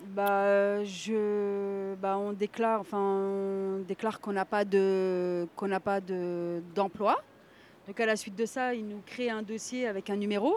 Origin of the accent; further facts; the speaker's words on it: Nancy, Grand Est, France; moved away as an adult; now in Villejuif, France; je suis euh, de Nancy, donc de la Meurthe-et-Moselle. J'ai grandi dans une famille euh, de trois enfants